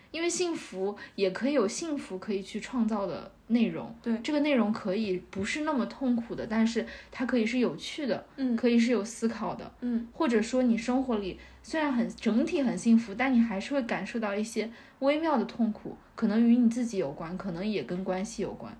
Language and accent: Chinese; northern China, China; now in Shanghai, China; 我觉得这个对于北方人来说也很重要，就是 嗯 我觉得我很难去广东那一带生活，